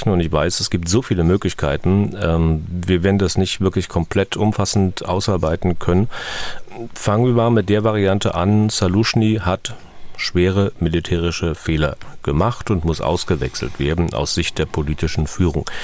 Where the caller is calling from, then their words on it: Berlin, Germany; Ich komme aus Berlin.